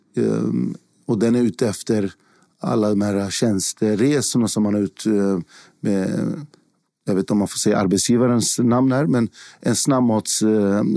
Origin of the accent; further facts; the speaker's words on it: Stockholm, Stockholm County, Sweden; jag är född i Sverige. Jag har bott i hela mitt liv i Sverige och bott i en, en liten förort, Fittja, söder om, eh, södra sidan om Stockholm